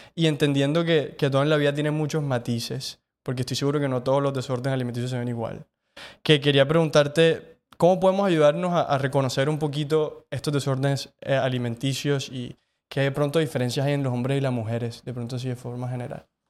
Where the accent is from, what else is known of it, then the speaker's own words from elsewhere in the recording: Cartagena, Bolívar, Colombia; creciendo también en Cartagena, como creo que crecimos todos